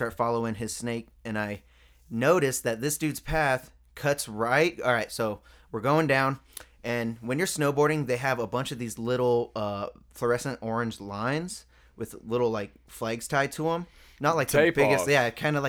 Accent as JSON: {"language": "English", "region": "Colorado", "country": "United States", "said": "Yeah. I'm from Colorado. I'm a rapper."}